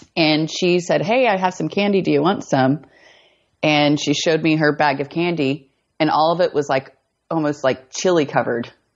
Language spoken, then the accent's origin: English; Colby, Kansas, United States; moved away; also born or lived in Eastern Colorado; moved to Northwest Kansas, a small town called Colby. It's like right in the corner. So it's about like 30 minutes from Colorado, 30 minutes from Nebraska